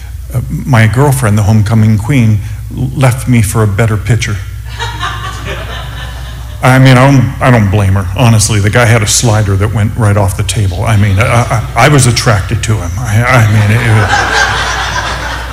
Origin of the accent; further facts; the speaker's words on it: Upland, California, United States; now in Phoenix, United States; I grew up in Southern California, Upland, California.